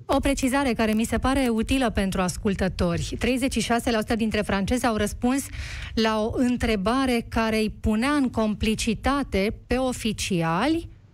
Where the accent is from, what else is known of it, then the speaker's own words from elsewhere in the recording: Romania; noi ca români